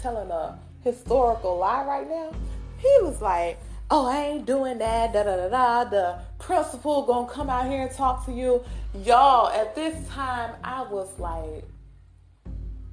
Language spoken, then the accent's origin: English; Mississippi, United States; accent: country; I'm from Mississippi. So I may be a little country on here